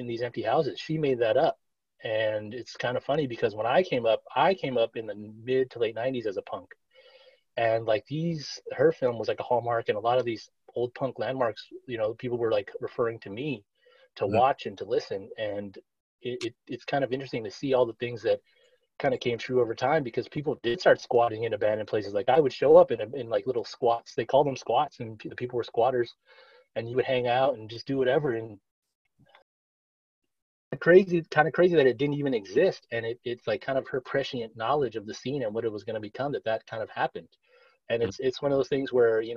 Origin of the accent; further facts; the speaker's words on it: Los Angeles, California, United States; I grew up poor in East